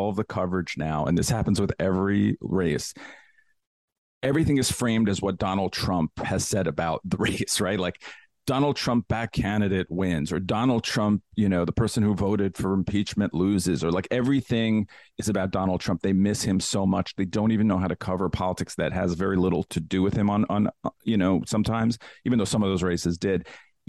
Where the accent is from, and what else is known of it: New York, United States; born or raised there